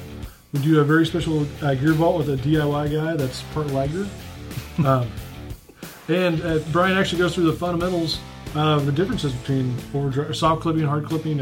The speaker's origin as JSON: {"language": "English", "country": "United States", "accent": "hillbilly", "said": "I do my best in my broken hillbilly accent"}